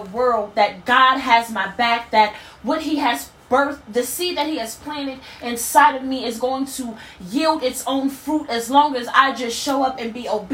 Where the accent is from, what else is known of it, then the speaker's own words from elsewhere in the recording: Harrisburg, Pennsylvania, United States; moved away; my hometown of Harrisburg